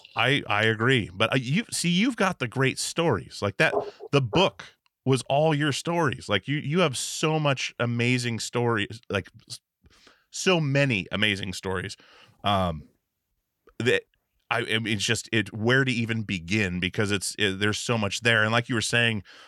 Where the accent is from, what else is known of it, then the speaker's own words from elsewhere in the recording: Alaska, United States; moved away; also born or lived in Portland; I grew up in Alaska, and well, me and all the band guys grew up in Alaska before we moved to Portland to start touring and stuff